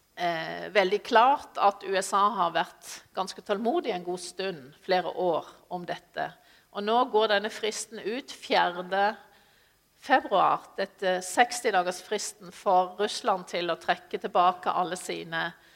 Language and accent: Norwegian; Sørlandet, Norway; jeg er sørlending